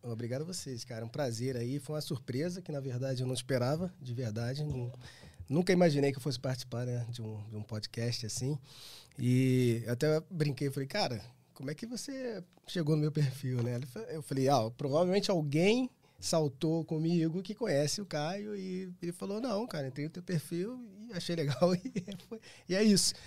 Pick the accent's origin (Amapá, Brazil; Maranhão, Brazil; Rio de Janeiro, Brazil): Rio de Janeiro, Brazil; eu sou do Rio, então eu tenho um grupo de amigos, né, desde infância e tal